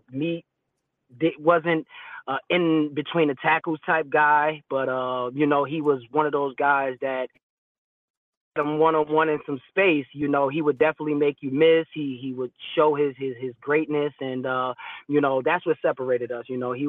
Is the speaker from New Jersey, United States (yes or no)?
yes; New Jersey, United States; I'm coming from Jersey and he's at home.